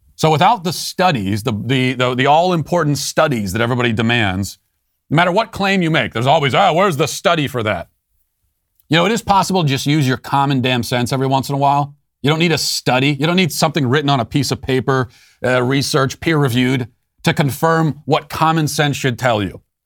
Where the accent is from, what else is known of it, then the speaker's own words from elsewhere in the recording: Loudoun County, Virginia, United States; Loudoun County, my hometown